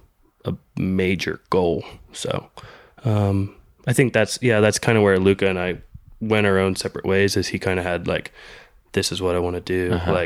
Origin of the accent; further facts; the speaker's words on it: North Carolina, United States; also born or lived in California / Georgia; Originally from California, and then lived in Georgia for a year when I was real little, and then been in North Carolina since I was probably eight or so.